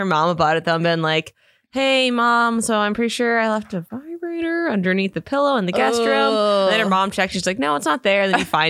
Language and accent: English; Indiana, United States; So basically my wife is from California. I'm from Indiana.